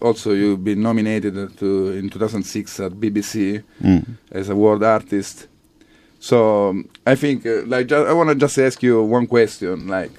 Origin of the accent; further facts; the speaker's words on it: Catania, Sicily, Italy; moved away; I'm from Sicily.